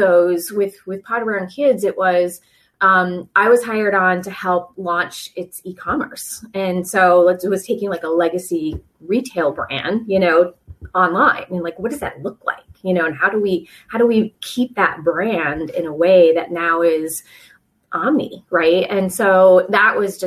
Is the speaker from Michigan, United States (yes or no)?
no; South Coast of Massachusetts, United States; moved away as an adult; also born or lived in Rhode Island; now in Virginia Beach, United States; I grew up in the South Shore of Massachusetts, not the South Shore, but the South Coast